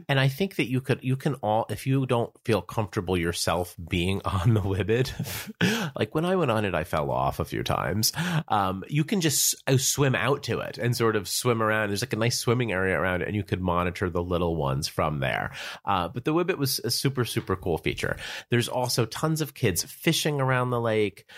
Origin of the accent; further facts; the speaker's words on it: New Jersey, United States; I'm from New Jersey